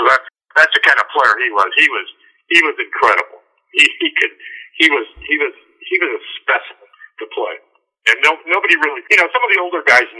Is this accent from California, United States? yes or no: yes; Los Angeles, California, United States; also born or lived in Corona del Mar, California; I grew up in Playa, like I told you earlier.